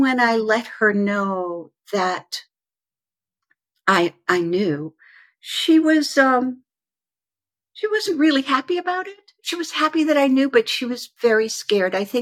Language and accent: English; United States; also born or lived in Stockholm, Sweden / Malmö, Sweden; So I was born in Sweden, in Stockholm, Sweden, and then I was placed into a foster home down at the southern tip of Sweden in Malmö. And when I was 3 and a half, so I was there for about 3 years. When I was 3 and a half, an American professor came, a young, beautiful woman, and she adopted me. And we moved to America